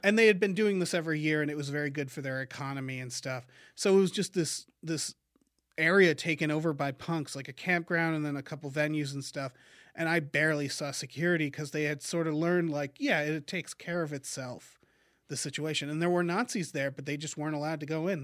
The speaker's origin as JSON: {"language": "English", "region": "Massachusetts", "country": "United States", "said": "I'm from Massachusetts"}